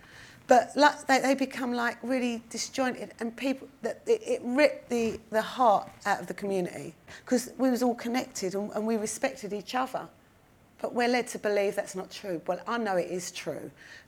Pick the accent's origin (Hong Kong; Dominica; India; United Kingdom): United Kingdom; London; Talking about South London, because that's my most vivid memory, was growing up in these like lovely old houses with areas.